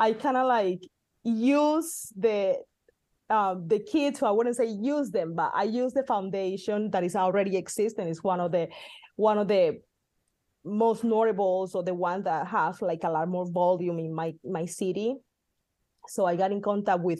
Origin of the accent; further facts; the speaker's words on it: Colombia; also born or lived in Midwest, United States; now in California, United States; the foundation in my home country